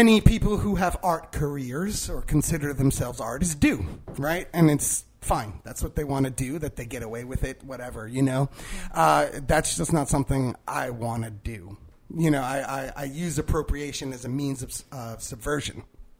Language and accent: English; New York City, New York, United States; growing up in the Bronx, like, you know, everyone around me was some shade of brown